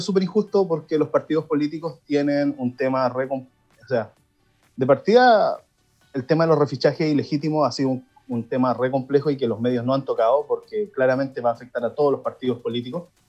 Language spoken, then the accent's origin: Spanish; Villa Alemana, Valparaíso, Chile; yo soy de Villa Alemana